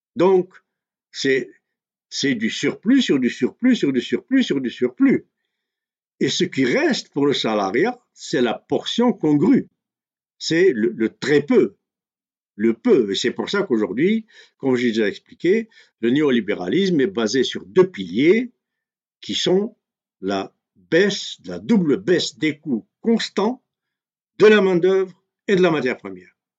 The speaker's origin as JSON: {"language": "French", "country": "Algeria", "said": "chez nous en Algérie"}